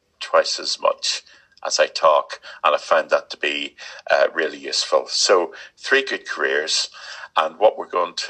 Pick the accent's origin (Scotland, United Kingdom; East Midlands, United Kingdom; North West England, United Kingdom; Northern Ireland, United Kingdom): Northern Ireland, United Kingdom; Belfast; moved away; also born or lived in Leicestershire; I was born in West Belfast